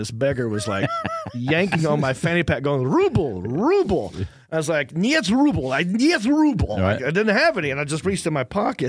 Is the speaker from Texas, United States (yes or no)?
no; Hickory, North Carolina, United States; moved away; also born or lived in Los Angeles; I'm from Hickory, North Carolina.